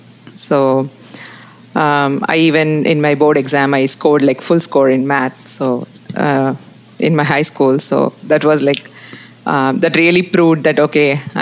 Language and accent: English; Tiruchirappalli, Tamil Nadu, India; moved away as an adult; also born or lived in Boston; now in United States; I'm basically from South India. So I was born and brought up in South India.